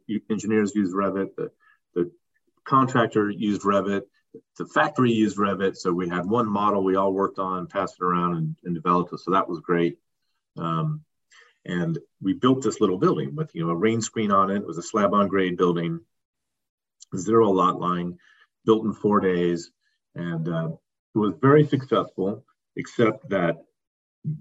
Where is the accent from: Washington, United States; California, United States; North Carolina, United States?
California, United States; Palo Alto; I grew up in Palo Alto, California